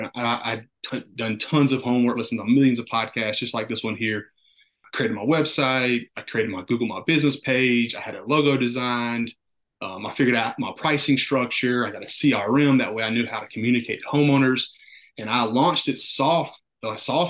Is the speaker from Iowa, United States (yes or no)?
no; North Carolina, United States; I'm from North Carolina